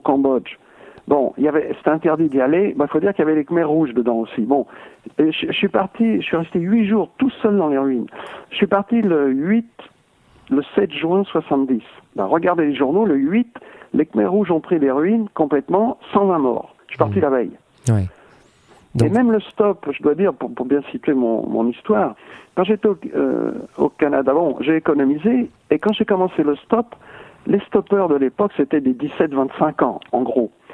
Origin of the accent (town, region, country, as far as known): France